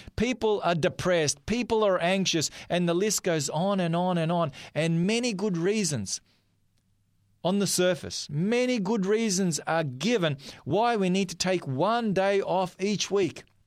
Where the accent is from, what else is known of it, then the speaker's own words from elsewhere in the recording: North Macedonia; now in Australia; from the part of the world that I am, I'm from Macedonia